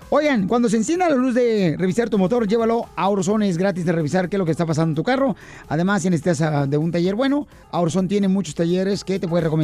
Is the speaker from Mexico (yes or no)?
yes; Jalisco, Mexico; En mi pueblo contra Jalisco es un pueblo muy, muy caluroso